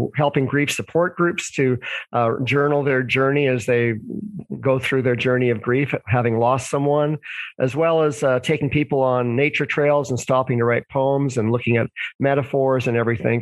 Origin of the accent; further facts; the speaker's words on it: Vancouver, British Columbia, Canada; also born or lived in Toronto; I was born in Vancouver, Canada.